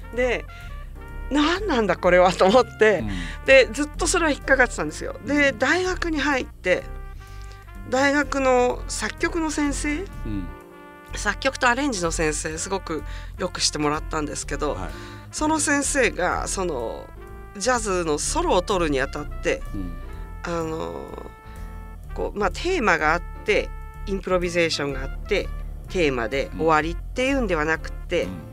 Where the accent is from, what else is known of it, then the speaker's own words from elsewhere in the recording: Japan; moved away as an adult; also born or lived in United States; 私は日本人で生まれて、日本人に結局戻ってくる